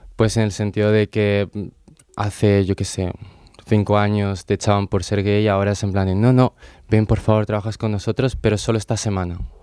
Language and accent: Spanish; Bolivia; now in Spain; tengo 20 años recién cumplidos y vengo de Bolivia.